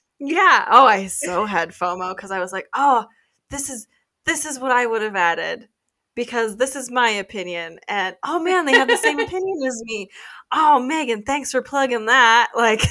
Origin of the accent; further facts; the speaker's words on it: United States; we're from the United States